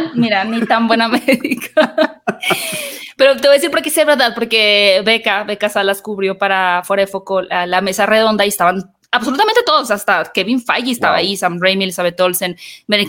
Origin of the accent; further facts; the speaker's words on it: Hermosillo, Sonora, Mexico; now in Mexico City, Mexico; yo soy del norte de México, yo soy de Hermosillo, donde está la mejor carne asada de todo el país